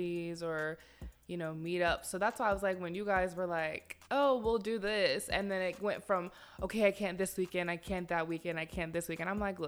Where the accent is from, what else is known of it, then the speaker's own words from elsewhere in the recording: Northern Virginia, United States; moved away; I'm from Northern. Nova. Nova is where I'm from